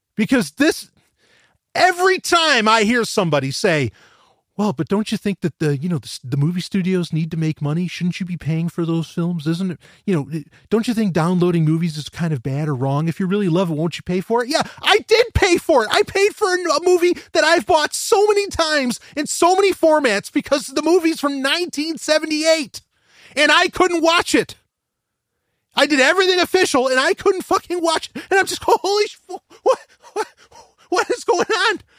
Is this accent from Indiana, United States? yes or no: no; New York, United States; I'm from New York